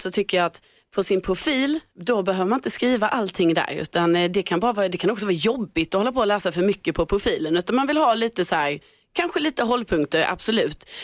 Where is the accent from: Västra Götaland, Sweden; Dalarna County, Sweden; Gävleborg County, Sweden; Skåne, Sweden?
Skåne, Sweden; Lund; accent: Scanian; now in Stockholm, Sweden; jag skrev att jag är från Lund då, för då tänkte jag så här, ja ah, men då skriver jag det. Eh, för att jag har min skånska dialekt